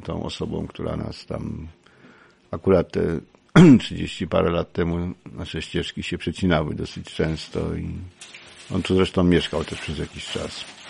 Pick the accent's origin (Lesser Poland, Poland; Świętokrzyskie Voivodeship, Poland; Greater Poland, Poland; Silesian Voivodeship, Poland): Lesser Poland, Poland; Kraków; moved away as an adult; now in Dąbrówka, Poland; ja pierwsze 20 lat swojego życia spędziłem w Krakowie. W ogóle jestem urodzony Krakusem.